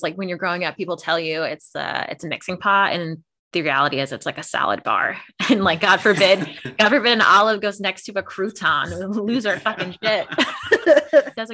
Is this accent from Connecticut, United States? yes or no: yes; Connecticut, United States; I wonder if it's because, well, growing up in Connecticut, maybe there's just more Irish culture around in general.